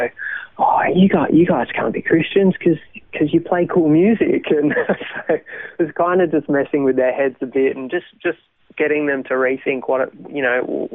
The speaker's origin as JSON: {"language": "English", "town": "Melbourne", "region": "Victoria", "country": "Australia", "tie": "born or raised there", "also_born_or_lived": "Thailand", "said": "I grew up in Melbourne. So Melbourne born and bred, grew up as a pastor's kid"}